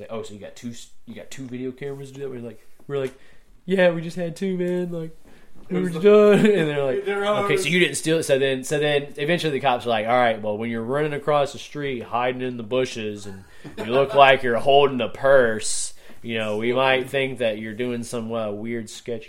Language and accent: English; Augusta, Georgia, United States; Well, you got to think I grew up skateboarding in Augusta